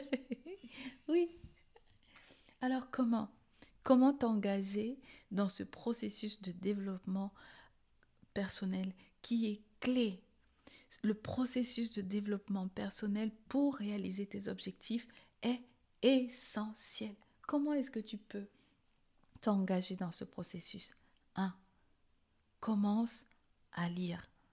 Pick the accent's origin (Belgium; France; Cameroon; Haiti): Cameroon; Je suis née au Cameroun et pour ceux qui ne savent pas où est ce beau petit pays, c'est en Afrique centrale